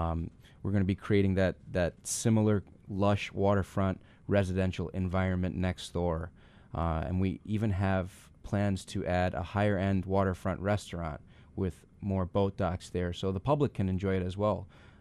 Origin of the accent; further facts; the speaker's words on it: New York City, New York, United States; moved away; I'm from Brooklyn, born and raised